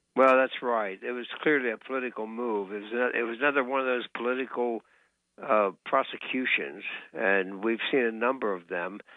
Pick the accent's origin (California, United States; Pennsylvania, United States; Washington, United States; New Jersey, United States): Pennsylvania, United States; right here in my home state of Pennsylvania